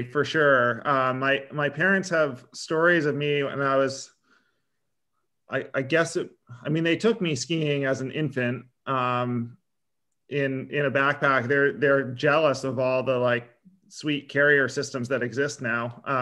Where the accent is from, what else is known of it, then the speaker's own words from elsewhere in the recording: Sharon, Vermont, United States; also born or lived in Montpelier, Vermont / Morristown, Vermont; I'm an Upper Valley kid originally, though. I grew up in Sharon, Vermont